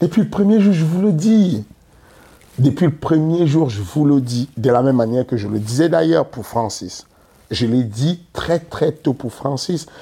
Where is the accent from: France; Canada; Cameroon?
Cameroon; nous, les Camerounais